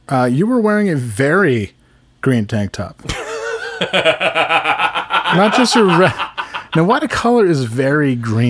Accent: Netherlands; English is a second language; I'm from the Netherlands.

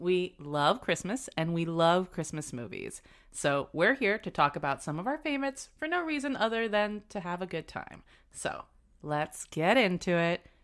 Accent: South Florida, United States; I grew up in South Florida

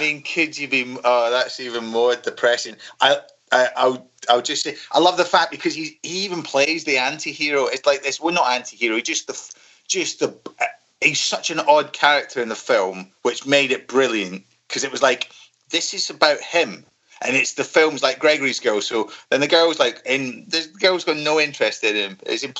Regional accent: Glasgow, Scotland, United Kingdom; growing up in Glasgow

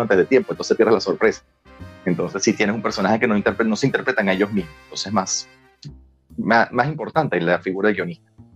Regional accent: Venezuela; La venezolanidad está en, en nuestra forma de hablar, en nuestra velocidad al hablar

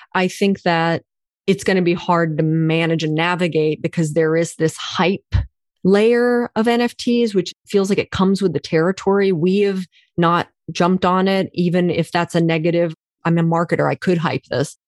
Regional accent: Oklahoma, United States; I was born in Oklahoma, rural Oklahoma, dirt road Oklahoma, two parents from India

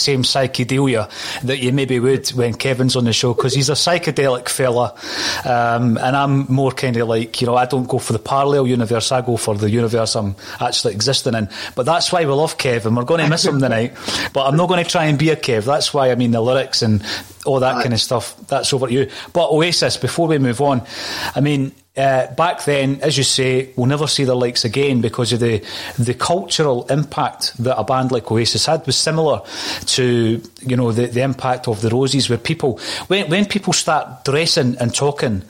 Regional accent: Fife, Scotland, United Kingdom; I'm from Fife

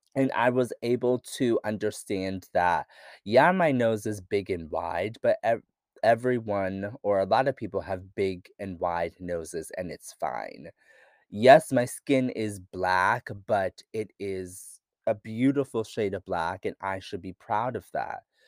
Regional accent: rural Pennsylvania, United States; I grew up in Pennsylvania, rural Pennsylvania

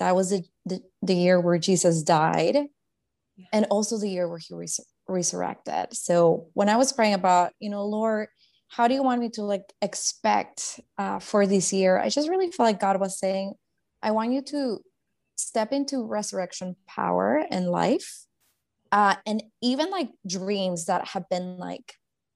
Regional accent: Guatemala; I grew up in Guatemala, born and raised

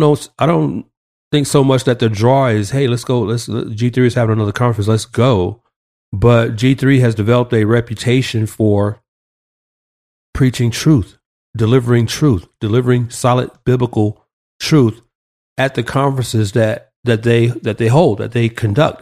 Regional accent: Atlanta, Georgia, United States; moved away; my hometown, A T L

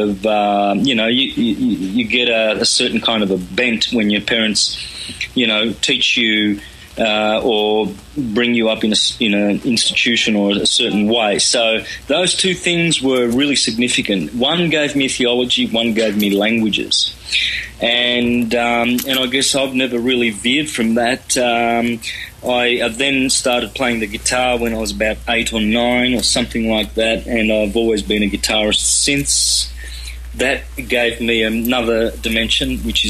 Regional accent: country Victoria, Australia; first language Calabrian; English is a second language; up in country Victoria, Australia, with Italian migrated parents from southern Italy.

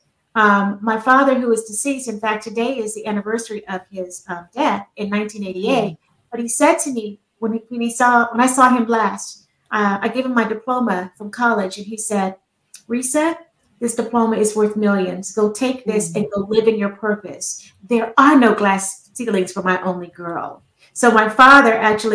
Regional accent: Fayetteville, North Carolina, United States; now in Maryland, United States; I'm from Fayetteville, North Carolina, but I live in Maryland now

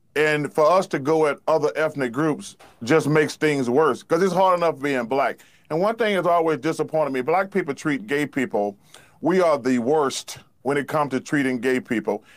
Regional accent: Alabama, United States; I'm almost sixty years old, and I grew up in Alabama

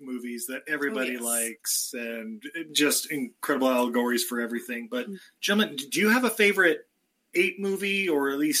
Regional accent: New Jersey, United States; I was like, no, please, I'm from Jersey, no!

